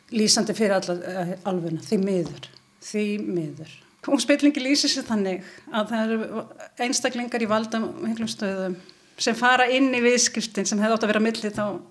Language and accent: Icelandic; Ísafjörður, Westfjords, Iceland; ég er frá Ísafyrðu